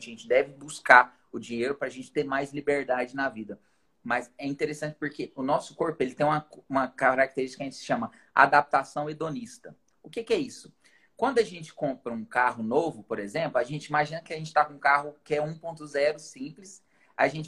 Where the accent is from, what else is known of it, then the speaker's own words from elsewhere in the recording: Tupã, São Paulo, Brazil; Sou da cidade de Tupã, interior de São Paulo.